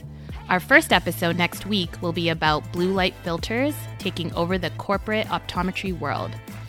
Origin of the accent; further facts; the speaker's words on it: Calgary, Alberta, Canada; I'm from Calgary, Alberta, Canada, and currently I'm working in a rural, non-dispensing private practice in southern Alberta